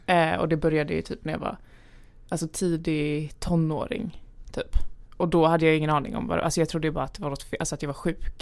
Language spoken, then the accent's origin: Swedish; Lund, Skåne, Sweden; also born or lived in Gävle; now in Stockholm, Sweden; jag är född i Gävle. Ah. Eh, mina föräldrar är från Gävle var uppvuxna i Gävle. Eh, och sen när jag var typ fem år tror jag flyttade vi ner till Lund